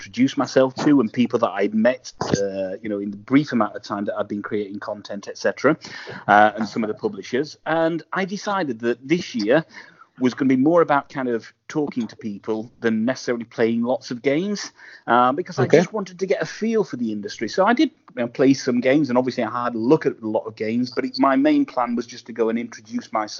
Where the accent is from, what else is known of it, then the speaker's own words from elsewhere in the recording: England, United Kingdom; I'm being English